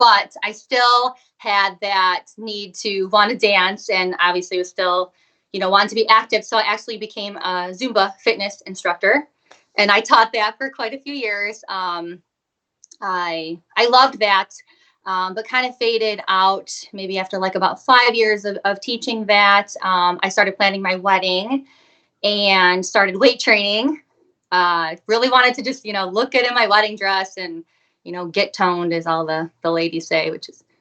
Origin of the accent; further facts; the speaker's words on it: Michigan, United States; I'm from Michigan, so United States